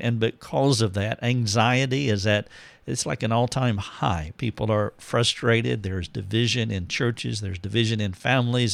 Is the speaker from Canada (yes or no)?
no; United States